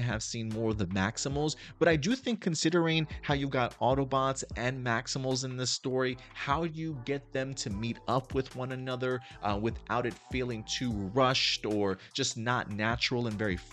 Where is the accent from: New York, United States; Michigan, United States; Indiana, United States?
New York, United States; New York City; I grew up in the Bronx and in Brooklyn during the 80s, during the 90s